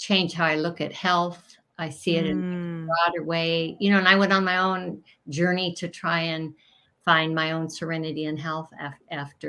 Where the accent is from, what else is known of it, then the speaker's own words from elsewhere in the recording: Portland, Oregon, United States; I'm from Portland, Oregon